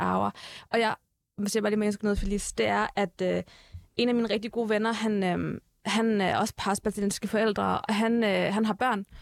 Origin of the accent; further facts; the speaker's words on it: Herlev, Capital Region of Denmark, Denmark; moved away as an adult; now in Turkey; Jeg er født på Herlev Hospital, som du selv mm. siger, mm. jeg er gået, øh, jeg er gået i folkeskole i Herlev